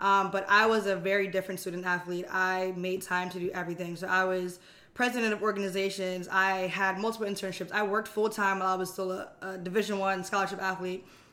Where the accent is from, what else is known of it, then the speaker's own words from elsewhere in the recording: New Jersey, United States; moved away as an adult; now in Los Angeles, United States; I'm from South Jersey